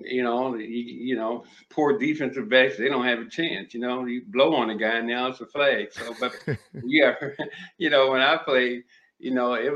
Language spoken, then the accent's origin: English; Maryland, United States; moved away; also born or lived in Miami / Minnesota; I grew up in Maryland, so we had some snow